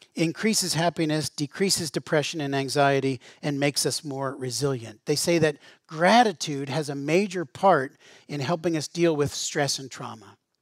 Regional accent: Western Pennsylvania, United States; growing up in Western Pennsylvania

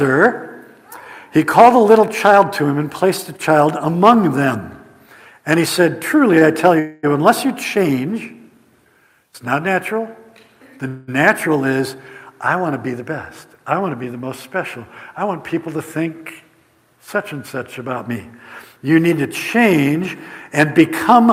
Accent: Indiana, United States; We're from Flat, Indiana

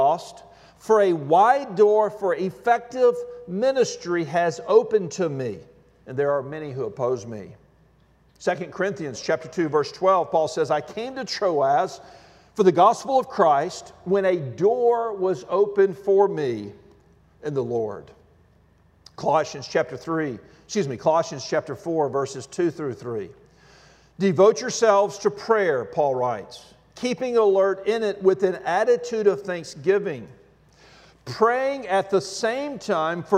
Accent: Alabama, United States; When I was a kid, I grew up in the Deep South in Alabama

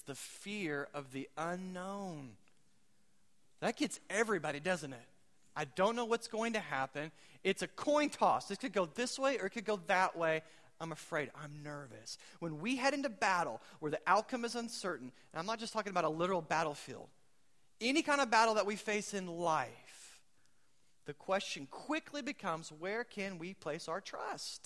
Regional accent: United States; I'm American

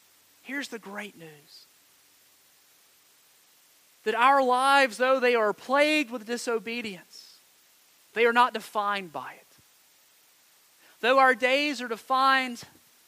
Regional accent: Montgomery County, North Carolina, United States; I grew up in Montgomery County

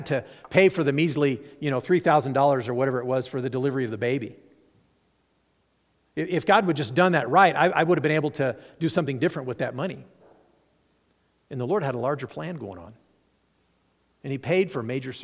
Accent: Nevada, United States; moved away; also born or lived in Chicago; I'm from Nevada

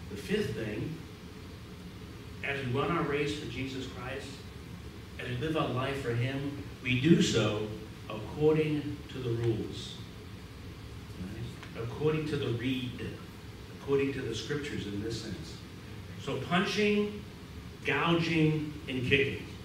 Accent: Boston, Massachusetts, United States; accent: Boston

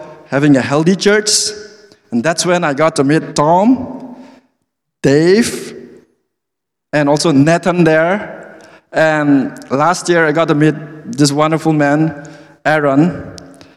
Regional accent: Manipur, India; English is a second language; moved away as an adult; also born or lived in New Delhi, India; I grew up from a small state in the northeastern part of India called Manipur

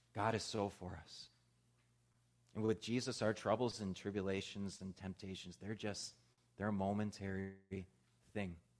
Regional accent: Midwest, United States; moved away; Where I grew up out in the Midwest, it got cold really, really fast

